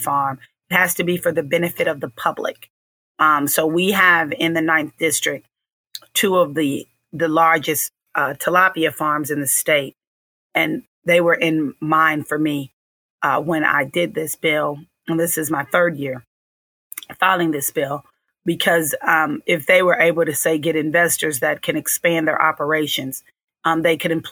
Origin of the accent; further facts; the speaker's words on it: Kansas City, Missouri, United States; I'm from Kansas City